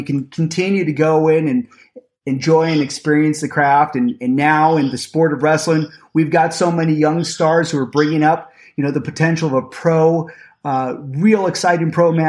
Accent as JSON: {"language": "English", "town": "Spokane", "region": "Washington", "country": "United States", "said": "I'm from Spokane, Washington originally"}